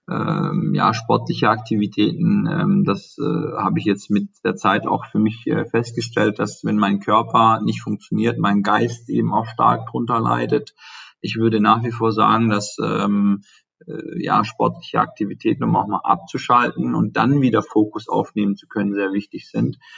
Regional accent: Baden-Württemberg, Germany; ich komme ja aus dem Schwabenland, was ja eben in dem Automobilbereich auch ähm, stark ist

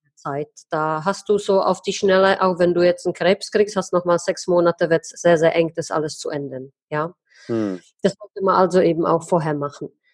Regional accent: Czechia; bei uns in Tschechien

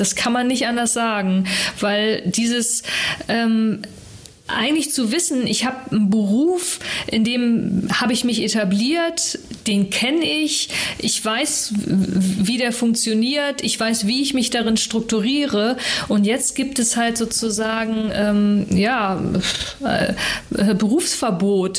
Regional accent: Hamburg, Germany; aufgewachsen jetzt so mit den äh, Eltern und Schulzeit war ja so im Norden

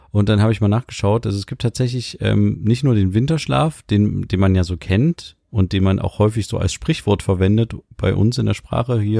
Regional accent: Mecklenburg-Vorpommern, Germany; Nach dem Ende der Sitzungszeit habe ich mir in meiner Heimat Mecklenburg-Vorpommern im Fischland und auf dem Dars viele Gedanken gemacht.

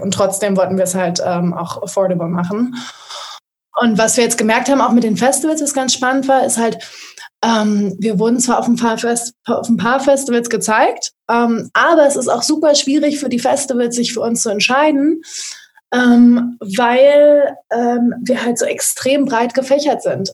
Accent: Berlin, Germany; komme aus Berlin

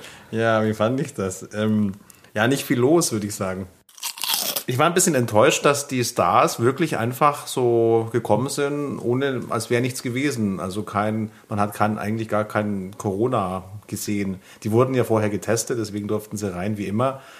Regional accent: Bavaria, Germany; ich komme aus Bayern

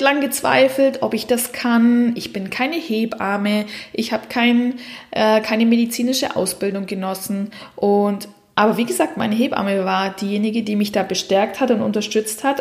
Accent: Southern Germany, Germany; now in Switzerland; Ich komme aus dem Süden Deutschlands

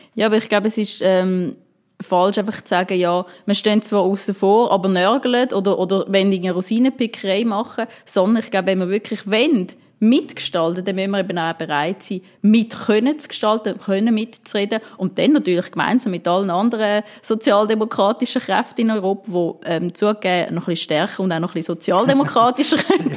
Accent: Winterthur, Zurich, Switzerland; ich komme ähm, aus Winterthur

